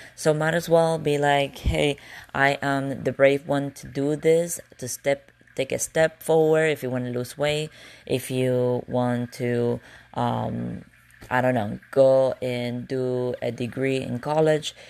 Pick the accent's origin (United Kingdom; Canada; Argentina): Argentina; English is a second language; now in United States; I am from Argentina, and I was coming to the United States about fifteen years ago